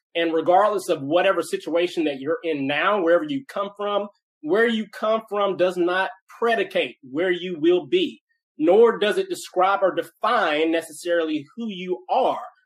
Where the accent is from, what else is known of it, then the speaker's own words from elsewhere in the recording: Nashville, Tennessee, United States; I grew up in Nashville, uh, Tennessee, where I live now. So, uh, born and raised in Nashville uh, which is rare. I'm a, I'm a Nashville native.